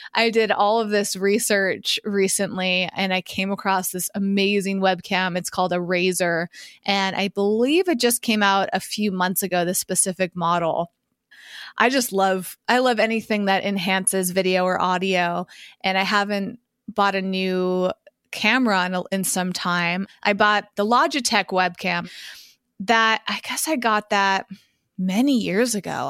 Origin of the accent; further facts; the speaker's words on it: Massachusetts, United States; When I was growing up in Massachusetts